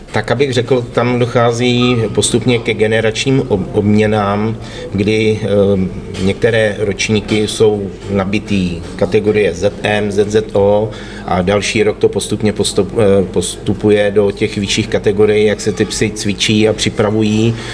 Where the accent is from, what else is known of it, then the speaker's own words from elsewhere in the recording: Liberec, Liberec Region, Czechia; u nás v Liberci